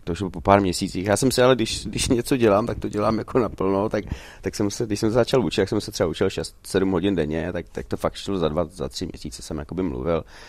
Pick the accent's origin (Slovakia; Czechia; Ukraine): Czechia; moved away as an adult; also born or lived in Sweden; jsem se vrátil sem loni, tak já jsem tady vždycky byl dva, tři týdny v létě